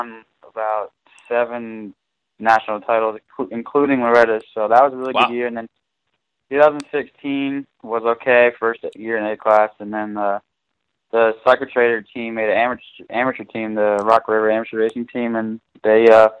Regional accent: New Jersey, United States; I'm from New Jersey, and I raced Raceway Park in Englishtown, New Jersey, when I was growing up

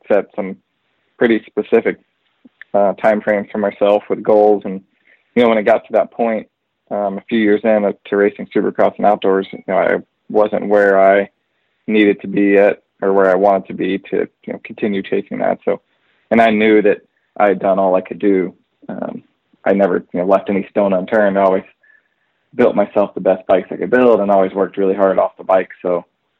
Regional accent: Texas, United States; I was born and raised in Texas

